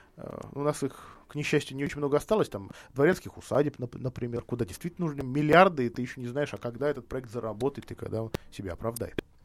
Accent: Vladimir, Vladimir Oblast, Russia; я из, из Владимира

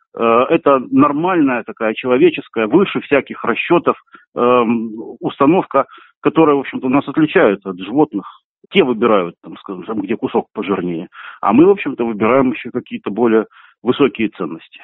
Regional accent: Kerch, Crimea, Ukraine; я вырос в Керчи

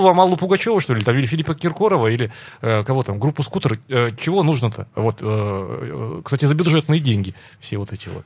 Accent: Perm, Perm Krai, Russia; Лично я, как пермяк

